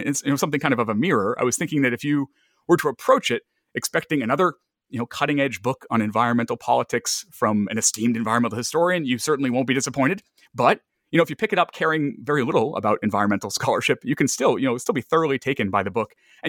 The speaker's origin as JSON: {"language": "English", "country": "United States", "tie": "born or raised there", "said": "growing up in the United States with a very powerful conservative movement."}